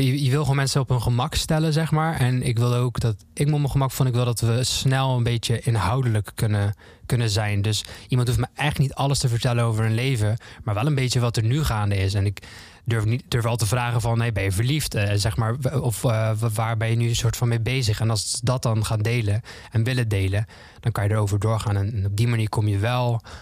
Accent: Zeelandic Flanders, Netherlands; ik, woon, eh, ik kom uit Zuid-Vlaanderen, dus dat was dicht bij de grens

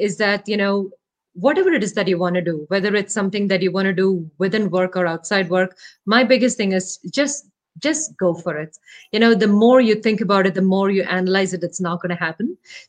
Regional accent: Kerala, India; first language Malayalam; English is a second language; My native language is Malayalam. It's a language spoken in Kerala, the southernmost part of India.

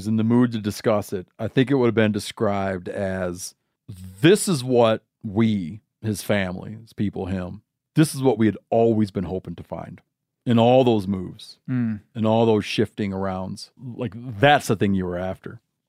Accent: Michigan, United States; now in Montana, United States; I grew up in Michigan and wound up in Montana.

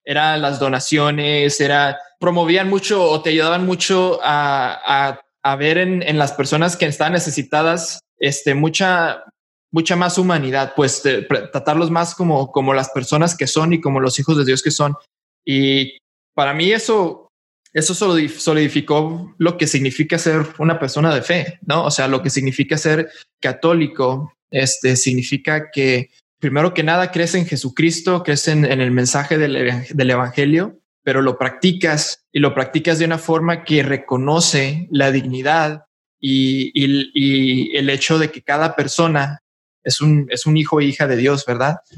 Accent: El Paso, Texas, United States; born there; bueno, yo nací en El Paso. Yo nací en El Paso, Texas.

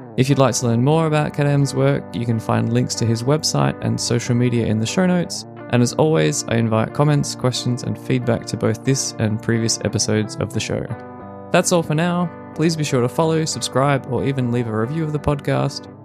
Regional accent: Australia; moved away as an adult; now in Berlin, Germany; being the Australian guy that speaks German

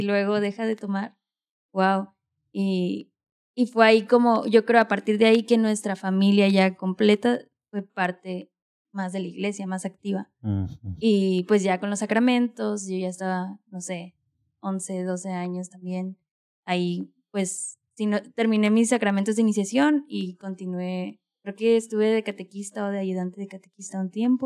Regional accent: Mexicali, Baja California, Mexico; Yo nací en Mexicali, soy cachanilla

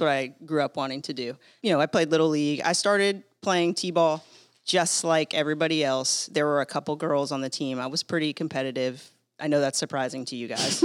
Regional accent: San Diego, California, United States; I grew up in San Diego

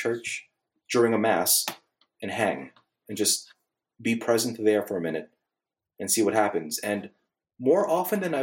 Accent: Northeast, United States; now in Bible Belt, United States; I'm from the Northeast

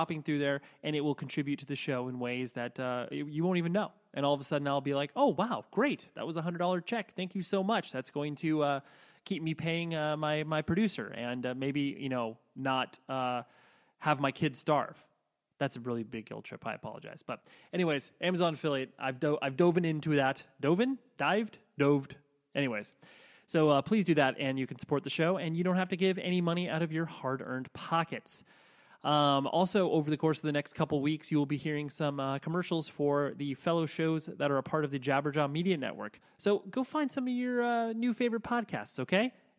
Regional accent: California, United States; I'm from Southern California.

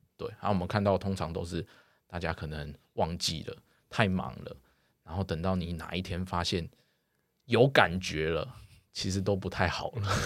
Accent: Taiwan; 台湾我们目前的教育

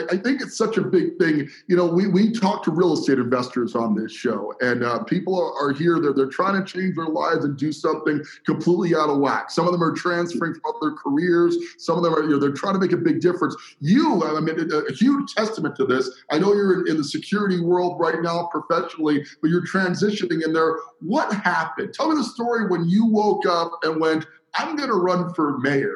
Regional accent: Colorado Springs, Colorado, United States; You and I grew up in Colorado Springs

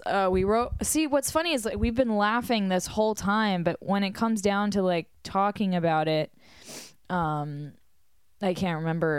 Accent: United States; we're American, like, we're tourists

